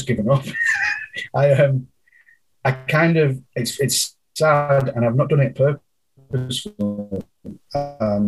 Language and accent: English; Clitheroe, North West England, United Kingdom; moved away as an adult; now in Canada; I moved over to England when I was 3 months old